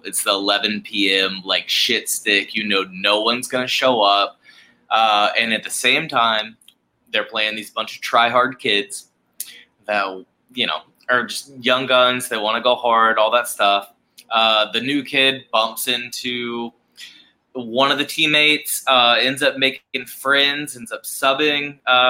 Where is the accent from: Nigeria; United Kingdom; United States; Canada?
United States; Charleston, South Carolina; born and raised in Charleston, South Carolina, grew up playing hockey here in Charleston, South Carolina.